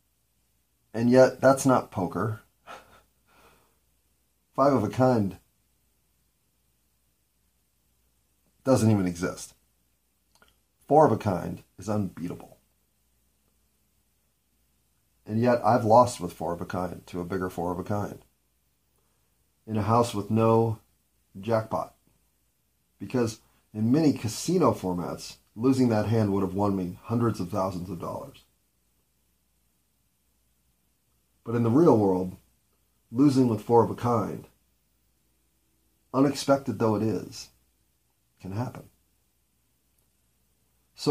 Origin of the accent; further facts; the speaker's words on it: United States; I'm an American